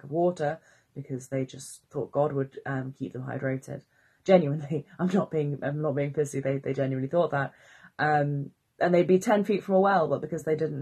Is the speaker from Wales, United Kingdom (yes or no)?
yes; Wales, United Kingdom; I'm Welsh